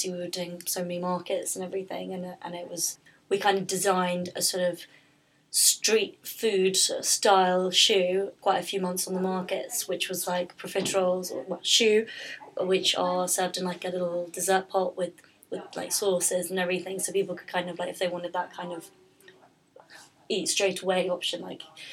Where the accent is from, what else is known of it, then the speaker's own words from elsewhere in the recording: London, United Kingdom; I'm from London